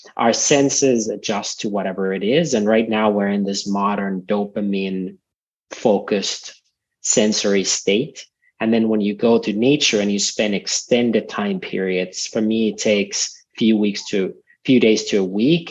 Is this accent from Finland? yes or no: yes; Finland; I grew up in Finland, a few hours north from Helsinki by car, and a farm